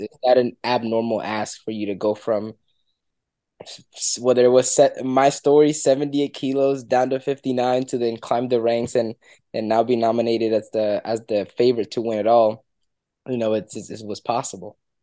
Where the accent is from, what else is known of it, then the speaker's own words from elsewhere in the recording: Dominican Republic; moved away; I'm, I'm from Dominican Republic